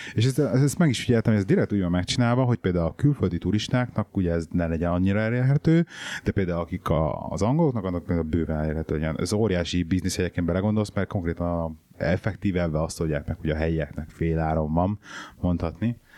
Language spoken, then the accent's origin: Hungarian; Hungary; moved away